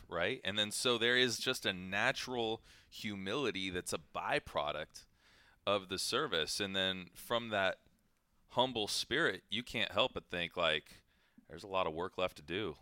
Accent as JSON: {"language": "English", "region": "Ohio", "country": "United States", "tie": "born or raised there", "moved": "yes", "said": "I grew up in Ohio"}